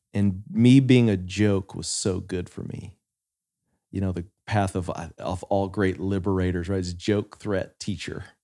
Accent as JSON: {"language": "English", "region": "West Texas", "country": "United States", "tie": "born or raised there", "said": "I grew up in West Texas"}